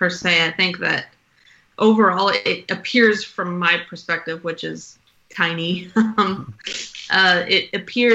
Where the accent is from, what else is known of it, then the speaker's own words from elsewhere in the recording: Canada; Me and our third co-founder Dale, we're Canadian